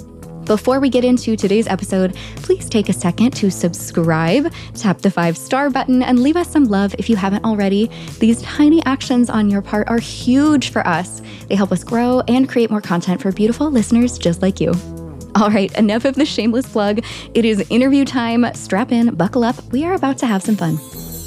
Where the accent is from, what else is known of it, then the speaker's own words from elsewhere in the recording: San Diego, California, United States; moved away as an adult; now in Paris, France; I'm from San Diego.